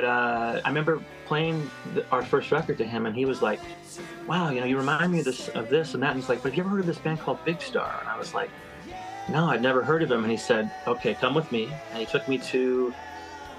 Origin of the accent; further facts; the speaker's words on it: Bellingham, Washington, United States; also born or lived in Seattle; Bellingham, my hometown, which I call my hometown